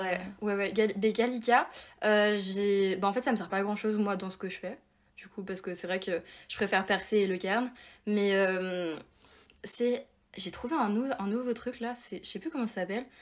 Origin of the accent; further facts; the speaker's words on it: Évian-les-Bains, Auvergne-Rhône-Alpes, France; moved away as an adult; now in Paris, France; j'habite à Paris mais normalement je viens de Évian, donc comme l'eau du coup en Haute-Savoie